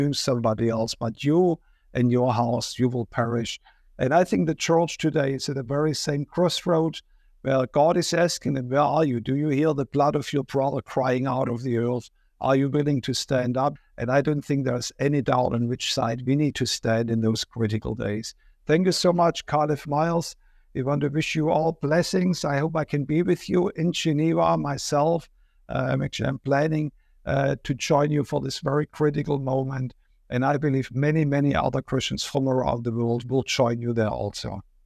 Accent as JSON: {"language": "English", "country": "Germany", "moved": "yes", "said": "I'm from Germany"}